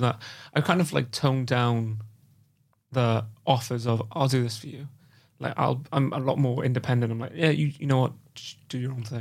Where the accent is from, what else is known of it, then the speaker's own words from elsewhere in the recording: Wales, United Kingdom; I'm from Wales and I st-, I still, I still can't say Welsh, uh, the Welsh language properly